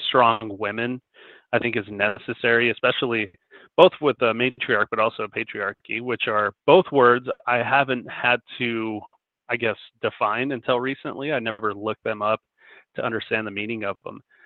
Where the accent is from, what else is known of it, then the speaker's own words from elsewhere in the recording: Denver, Colorado, United States; I live in Denver, Colorado, born and raised